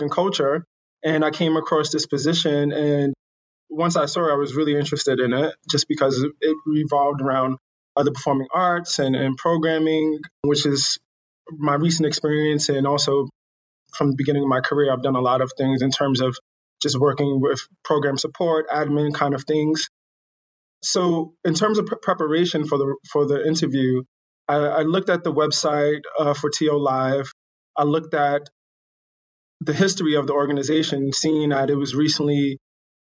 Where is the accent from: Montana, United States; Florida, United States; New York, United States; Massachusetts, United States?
New York, United States; New York City; moved away as an adult; also born or lived in Asia; now in Toronto, Canada; I'm originally from New York City